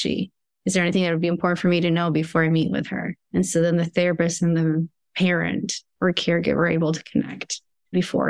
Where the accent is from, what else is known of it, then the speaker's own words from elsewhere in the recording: Argentina; moved away; I come from Argentina